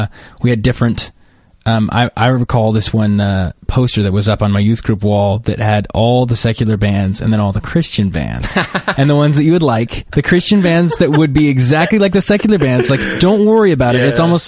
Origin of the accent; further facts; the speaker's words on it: outside Yosemite National Park, Northern California, United States; I grew up in Northern California, right outside of Yosemite National Park